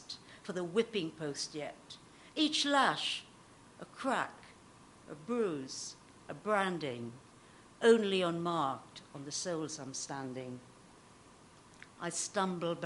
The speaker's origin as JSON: {"language": "English", "country": "Trinidad & Tobago", "tie": "born or raised there", "moved": "as an adult", "said": "I was born in the Caribbean, and I lived there for the first 17 years."}